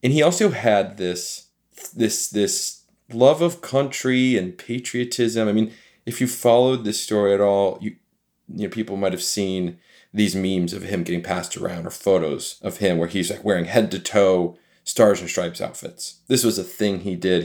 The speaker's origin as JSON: {"language": "English", "region": "Michigan", "country": "United States", "said": "I'm from Michigan, so I'm a Midwest guy myself"}